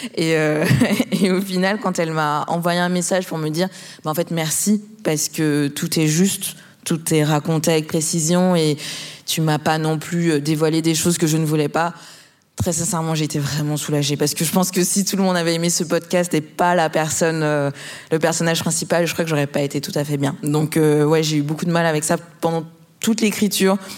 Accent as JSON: {"language": "French", "country": "Martinique", "said": "je suis martiniquaise"}